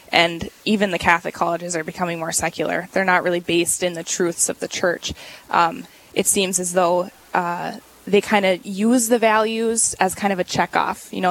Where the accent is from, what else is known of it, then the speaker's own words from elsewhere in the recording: Canada; born there; also born or lived in Switzerland; Um, I was born in Canada, and wow. we lived as a family in Switzerland and overseas for a long time because mm-hmm. my dad was playing hockey.